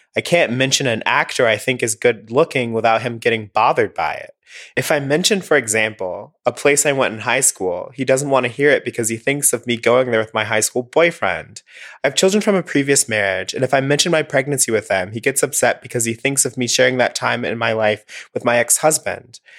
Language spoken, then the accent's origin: English; Alabama, United States; I'm from Alabama